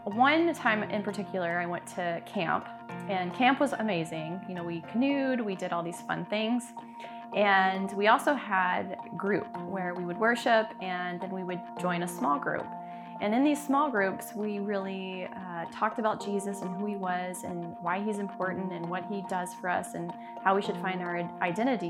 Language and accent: English; Memphis, Tennessee, United States; moved away as an adult; now in Ankeny, United States; I was raised in Memphis, Tennessee by my grandmother